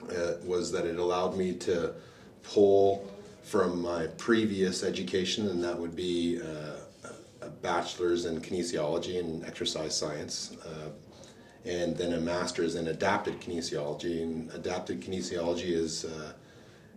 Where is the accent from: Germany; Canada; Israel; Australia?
Canada; moved away as an adult; also born or lived in Tampa, Florida; I'm a Canadian born practitioner